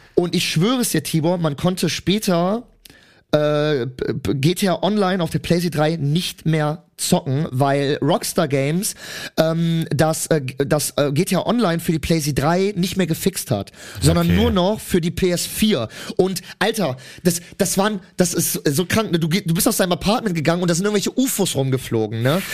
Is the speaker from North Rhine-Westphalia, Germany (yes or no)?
yes; Cologne, North Rhine-Westphalia, Germany; ich komme ja aus Köln